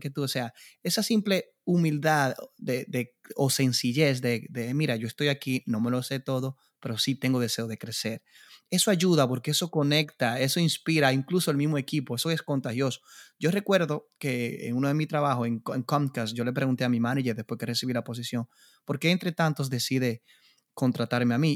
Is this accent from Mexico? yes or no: no; Dominican Republic; yo como República Dominicana